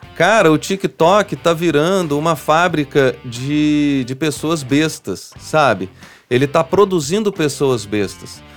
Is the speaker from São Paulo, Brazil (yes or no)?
no; São João del-Rei, Minas Gerais, Brazil; Eu sou de São João del Rei, falo de boca cheia que eu sou de lá